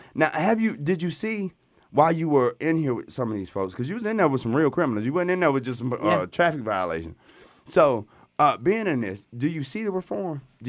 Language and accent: English; Montgomery, Alabama, United States; I'm from Montgomery.